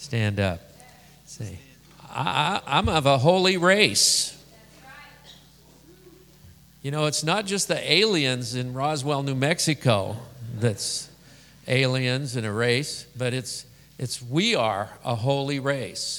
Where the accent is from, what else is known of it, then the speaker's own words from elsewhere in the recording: Scotland, United Kingdom; I'm Scottish.